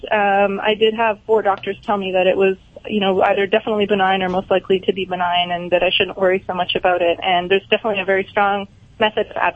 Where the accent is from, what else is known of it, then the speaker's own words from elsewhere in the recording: Canada; now in United States; Yeah, yeah. I'm Canadian. I work in Florida now, but at the time I was in I was in mm-hmm. Canada.